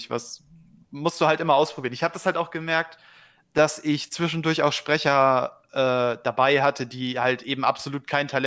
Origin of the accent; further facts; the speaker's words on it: Northern Germany, Germany; accent: North German; Ich habe ich habe den norddeutschen Dialekt von Geburt an drin, den kann ich ganz gut sprechen. Ja, ne, so, so das, was Kadi schnack, schnacken tut, so das Norddeutsche.